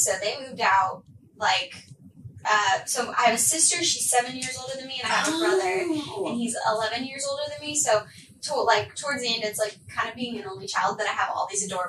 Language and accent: English; Arkansas, United States; So I'm originally from Arkansas. Like, my family and I, we moved around so much.